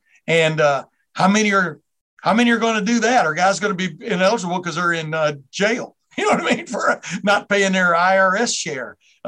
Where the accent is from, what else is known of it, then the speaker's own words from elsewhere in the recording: Lufkin, Texas, United States; moved away; I grew up in Texas. I grew up in Lufkin there in the 60s and 70s there.